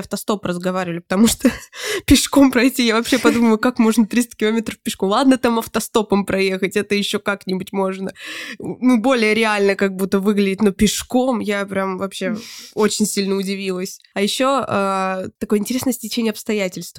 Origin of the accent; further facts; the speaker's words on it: Voronezh, Voronezh Oblast, Russia; мы из Воронежа